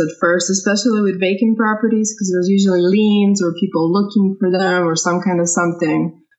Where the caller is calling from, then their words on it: Louisville, Kentucky, United States; I'm calling from Louisville.